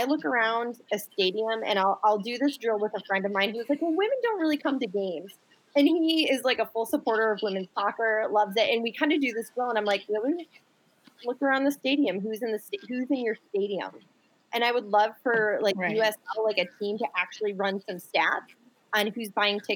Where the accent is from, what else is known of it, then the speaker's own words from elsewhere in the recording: Buffalo, New York, United States; moved away; also born or lived in Rochester, New York; I was born and raised in Buffalo and Rochester, New York